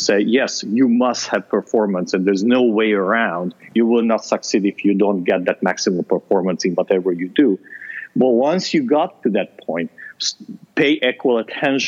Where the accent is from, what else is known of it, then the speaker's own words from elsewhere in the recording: Transylvania, Romania; moved away; I grew up in Transylvania